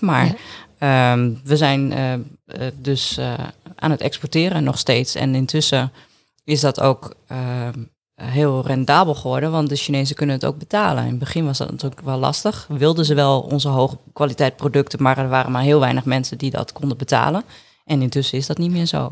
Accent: Groningen, Netherlands; also born or lived in Appingedam; ik ben in Groningen geboren

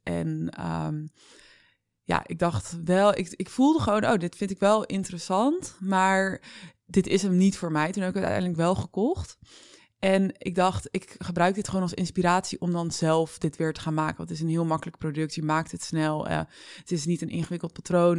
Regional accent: Vlaardingen, South Holland, Netherlands; now in Amsterdam, Netherlands; ik ben opgegroeid in Vlaardingen met mijn ouders ook.

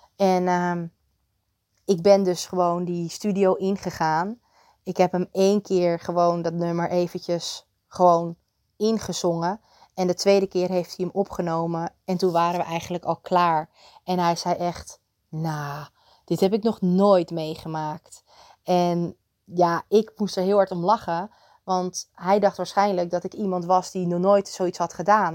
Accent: Muiderberg, North Holland, Netherlands; moved away; ik werkte ook bij een groenteboer in Muidenberg, waar ik vandaan kwam

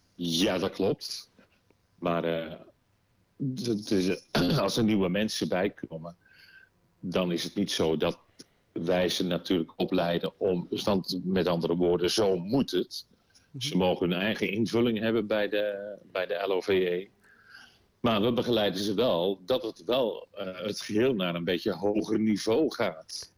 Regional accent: Volendam, North Holland, Netherlands; Ik kom uit Volendam

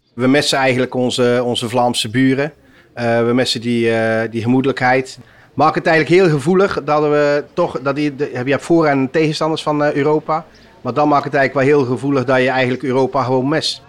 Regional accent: Sluis, Zeeland, Netherlands; wij voelen ons eigen echte Zeeuws-Vlaming

